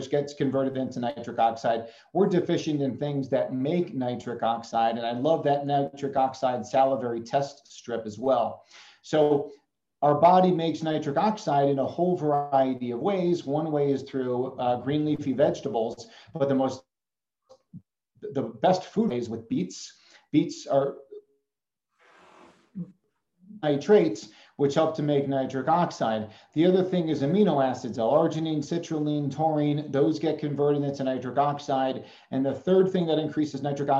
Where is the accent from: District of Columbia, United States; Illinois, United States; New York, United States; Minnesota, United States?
Illinois, United States; Chicago; moved away; I grew up in Chicago